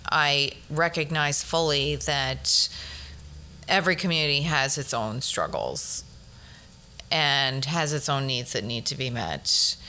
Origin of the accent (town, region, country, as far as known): Flushing, New York, United States; now in Bronx, United States